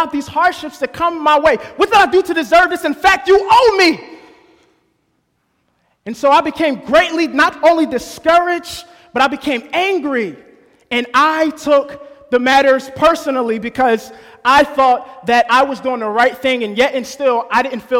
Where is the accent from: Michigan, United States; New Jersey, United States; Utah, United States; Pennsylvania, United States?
New Jersey, United States; I was born and raised in New Jersey